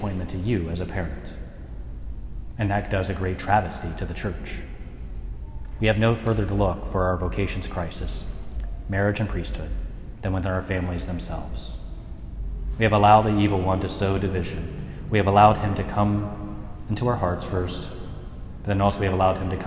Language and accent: English; Mercer County, Ohio, United States; ministering in Shelby County and growing up in Mercer County